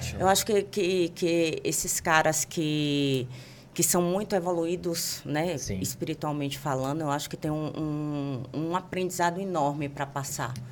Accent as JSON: {"language": "Portuguese", "region": "Bahia", "country": "Brazil", "moved": "as an adult", "lives_now": "São Paulo, Brazil", "said": "eu, como uma boa baiana"}